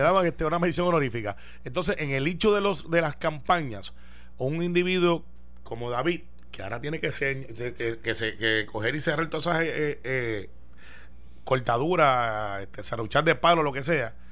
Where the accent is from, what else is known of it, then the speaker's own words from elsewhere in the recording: Guaynabo, Puerto Rico; yo soy de Guaynabo